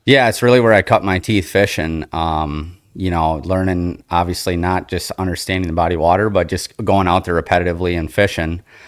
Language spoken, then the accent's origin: English; Appleton, Wisconsin, United States; I grew up here in the Fox Cities in Appleton